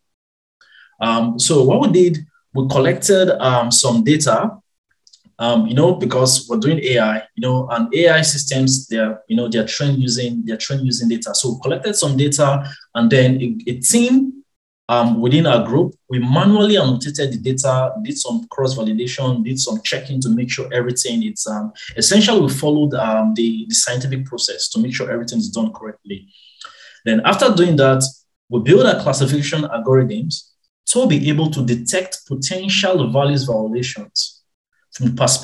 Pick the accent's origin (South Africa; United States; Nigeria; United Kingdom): Nigeria; moved away as an adult; born and raised in Nigeria